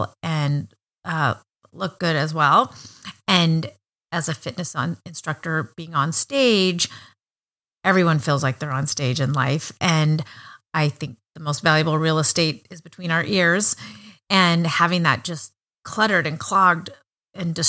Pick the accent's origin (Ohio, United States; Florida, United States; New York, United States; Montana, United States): Montana, United States; I grew up in Montana, where there are, I think, three times more sheep than people.